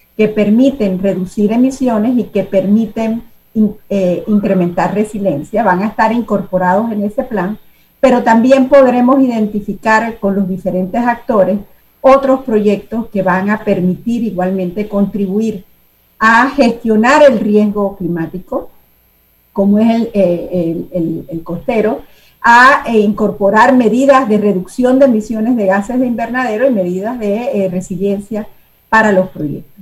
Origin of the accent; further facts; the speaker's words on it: Panama; construimos como panameños